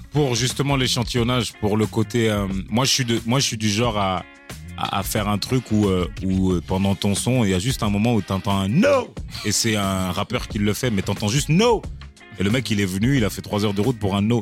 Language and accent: French; Marseille, Provence-Alpes-Côte d'Azur, France; je suis Marseillais de pure souche